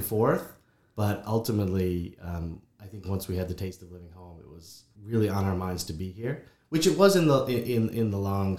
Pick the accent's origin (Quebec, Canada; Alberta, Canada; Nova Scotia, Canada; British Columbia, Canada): Nova Scotia, Canada; St. Margaret's Village; moved away as an adult; also born or lived in Ontario; now in Catalone, Canada; So I'm from St. Margaret's Village